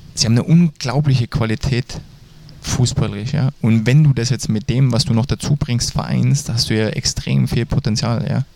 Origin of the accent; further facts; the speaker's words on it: Dresden, Saxony, Germany; ich bin in Dresden groß geworden, also die Sprache können wir noch.